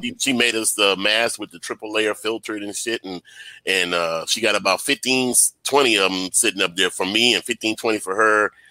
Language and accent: English; Baton Rouge, Louisiana, United States; I'm from Baton Rouge myself